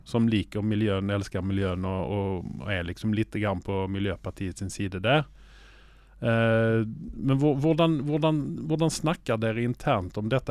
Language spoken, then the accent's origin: Norwegian; Sweden; now in Oslo, Norway; jeg er svensk